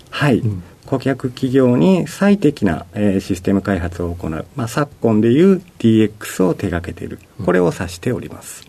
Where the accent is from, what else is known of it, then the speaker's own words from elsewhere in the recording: Okayama, Japan; moved away as an adult; also born or lived in Hiroshima Prefecture; now in Tokyo, Japan; 広島県の出身で、育ちは隣の岡山県